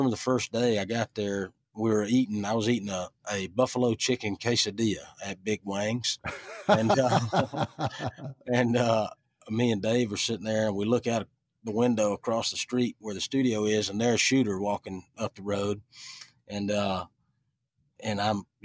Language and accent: English; Ellaville, Georgia, United States; also born or lived in Americus, Georgia / Richland, Georgia; I grew up in Ellaville, and I was raised in Richland, Georgia